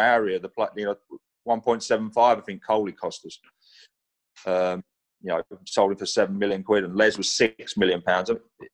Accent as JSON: {"language": "English", "region": "London", "country": "United Kingdom", "also_born_or_lived": "Newcastle", "accent": "Cockney", "moved": "as an adult", "said": "I'm a Cockney"}